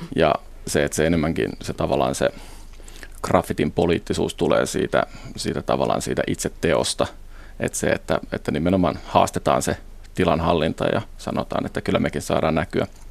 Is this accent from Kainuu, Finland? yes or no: no; Helsinki, Uusimaa, Finland; mä itse Helsingistä kotoisin